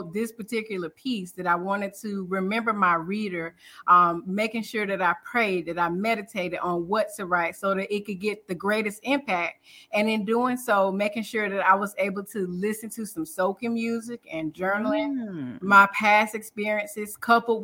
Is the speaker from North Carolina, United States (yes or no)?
yes; Durham, North Carolina, United States; I'm from Durham, North Carolina